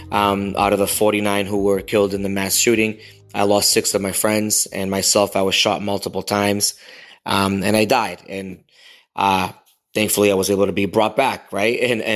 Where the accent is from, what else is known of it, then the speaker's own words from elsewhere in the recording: New York, United States; also born or lived in Boston; I am a Latino, brown, queer person. I am a Puerto Rican from up north. I'm from New York and Boston.